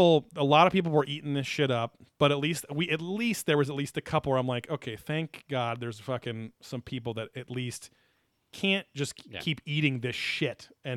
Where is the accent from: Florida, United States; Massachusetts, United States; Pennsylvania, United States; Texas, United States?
Florida, United States; I am from Florida.